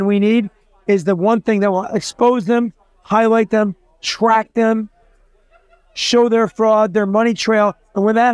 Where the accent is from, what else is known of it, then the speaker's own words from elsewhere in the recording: New Jersey, United States; moved away; from Jersey originally.